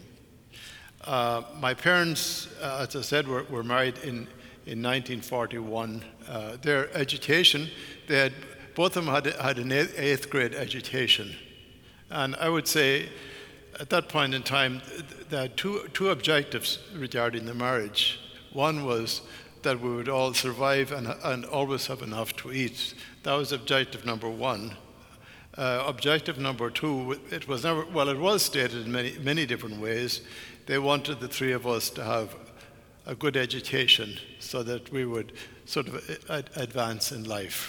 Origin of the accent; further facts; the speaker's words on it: Ireland; Ireland, my home country